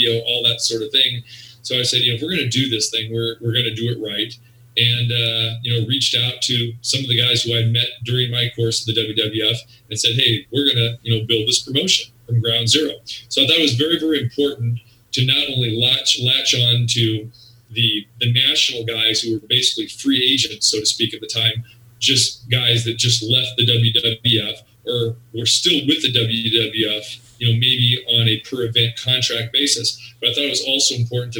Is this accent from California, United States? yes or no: yes; Sacramento, California, United States; moved away as an adult; also born or lived in Las Vegas; I grew up in Sacramento, California